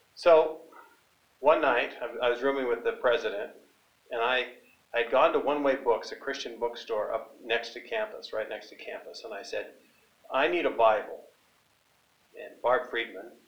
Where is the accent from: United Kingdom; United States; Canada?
Canada; British Columbia; growing up on a hay and cattle ranch in British Columbia near a small town